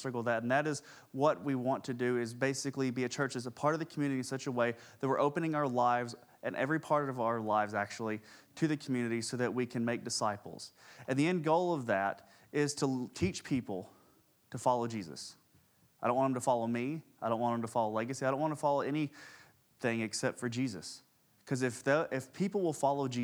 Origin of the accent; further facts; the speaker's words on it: Jefferson County, Tennessee, United States; also born or lived in Knoxville; I grew up in Jefferson County.